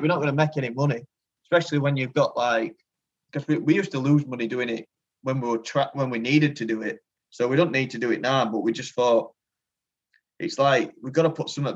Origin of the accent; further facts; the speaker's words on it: Rotherham, Yorkshire and the Humber, United Kingdom; we're like from the Rotherham area, like Rotherham Barnsley area.